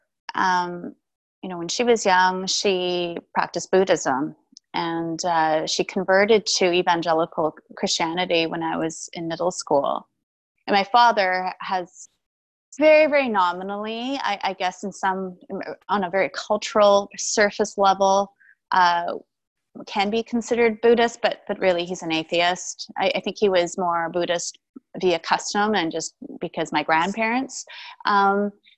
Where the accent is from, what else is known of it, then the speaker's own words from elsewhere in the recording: Vancouver, British Columbia, Canada; also born or lived in Taipei, Taiwan; I was born in Taipei, Taiwan, and I immigrated to Vancouver, Canada when I was 2.